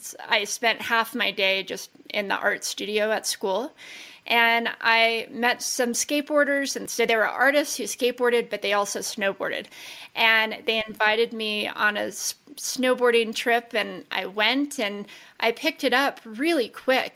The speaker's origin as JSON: {"language": "English", "town": "Las Vegas", "region": "Nevada", "country": "United States", "tie": "born or raised there", "said": "We grew up in Las Vegas. Born and raised"}